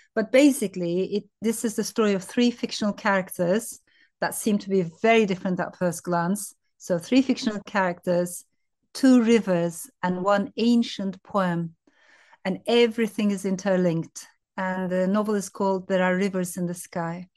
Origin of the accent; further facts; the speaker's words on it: Turkey; also born or lived in France; I was born in France, but raised in Turkey.